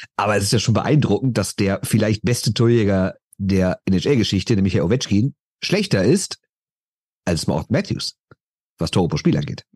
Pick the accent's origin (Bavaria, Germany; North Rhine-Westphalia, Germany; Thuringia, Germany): North Rhine-Westphalia, Germany; Düsseldorf; Ich bin aus Düsseldorf